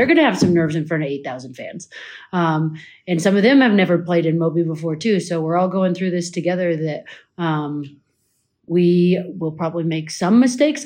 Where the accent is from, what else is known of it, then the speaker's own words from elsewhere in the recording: Colorado, United States; moved away; I'm from Colorado.